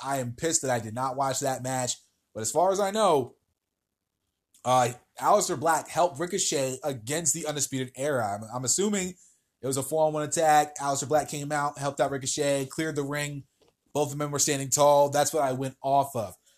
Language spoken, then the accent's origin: English; New Jersey, United States; moved away; my home state of New Jersey